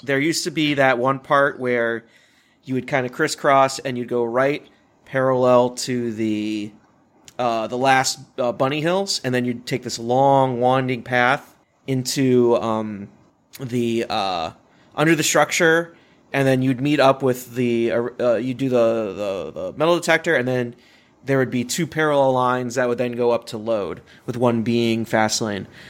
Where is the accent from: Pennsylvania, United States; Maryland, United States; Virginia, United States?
Virginia, United States; Richmond; I grew up more on Kings Dominion because of where I was in Richmond, Virginia